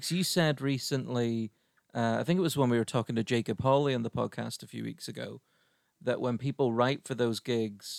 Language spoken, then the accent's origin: English; Ireland; now in United Kingdom; I'm Irish over here